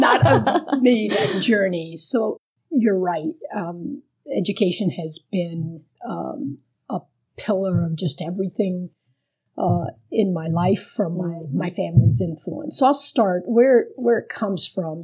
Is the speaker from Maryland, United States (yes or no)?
no; Miami, Florida, United States; first language Spanish; English is a second language; growing up in Miami